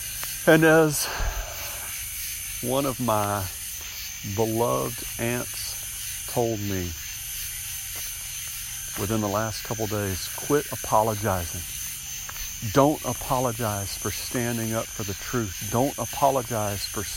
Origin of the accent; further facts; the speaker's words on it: United States; as an American